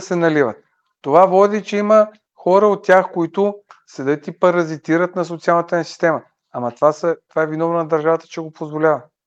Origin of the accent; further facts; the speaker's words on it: Bulgaria; като българи